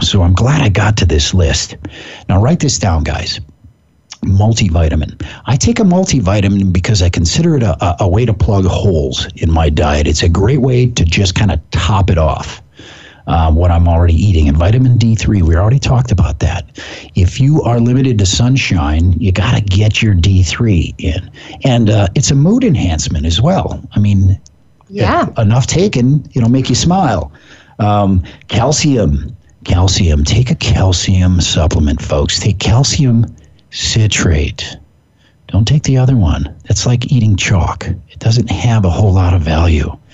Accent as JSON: {"language": "English", "region": "Pacific Northwest", "country": "United States", "said": "I'm from the Pacific Northwest"}